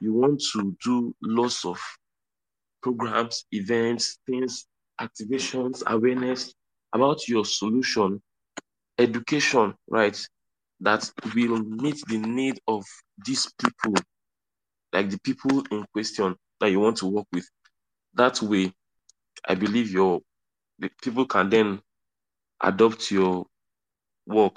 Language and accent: English; South West Nigeria, Nigeria; I'm Nigerian, I was born and raised here